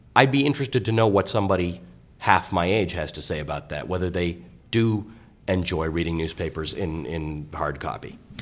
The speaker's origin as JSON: {"language": "English", "town": "Toronto", "region": "Ontario", "country": "Canada", "tie": "born or raised there", "also_born_or_lived": "Kenya", "said": "I was raised in Canada. I, I go back to Africa a lot, but I was raised in Toronto."}